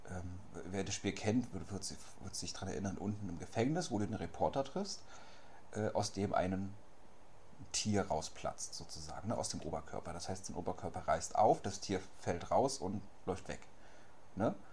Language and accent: German; Berlin, Germany; born there; ich bin hier geboren in Berlin. Im Hipsterviertel, Prenzlauer Berg.